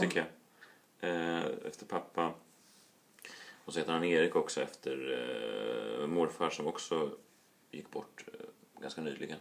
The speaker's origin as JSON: {"language": "Swedish", "town": "Stockholm", "region": "Stockholm County", "country": "Sweden", "tie": "born or raised there", "said": "är uppvuxen i Vasastan, Stockholm"}